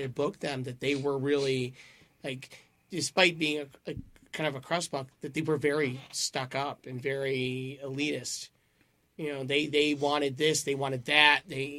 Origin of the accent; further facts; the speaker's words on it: Detroit, Michigan, United States; I'm from Detroit